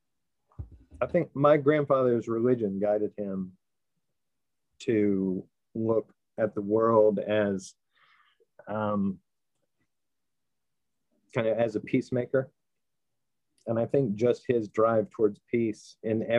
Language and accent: English; Atlanta, Georgia, United States; also born or lived in Washington, D.C.; after my parents separated, I came to Atlanta with my mom